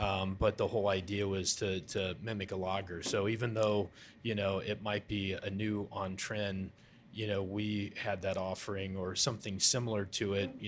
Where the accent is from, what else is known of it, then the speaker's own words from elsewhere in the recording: Ohio River Valley, United States; growing up in the Ohio River Valley and around that area, it was something that I thought would be, you know, awesome to bring back.